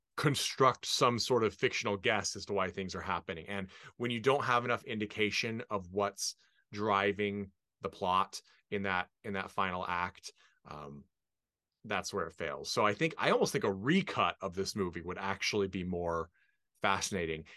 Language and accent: English; United States; as an American